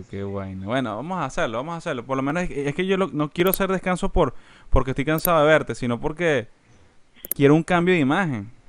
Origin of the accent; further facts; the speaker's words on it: Spain; Soy español.